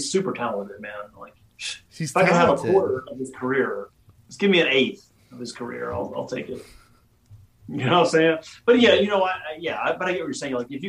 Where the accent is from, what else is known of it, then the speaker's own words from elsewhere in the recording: the South, United States; now in Virginia, United States; and I'm from the South, right? I live in, you know, Southern Virginia.